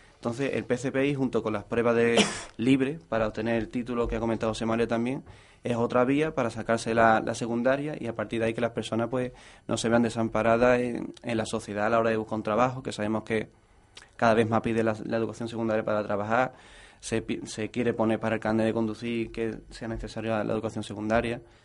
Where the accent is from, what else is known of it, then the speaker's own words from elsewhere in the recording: Lepe, Andalusia, Spain; now in Jerez de la Frontera, Spain; yo soy de Lepe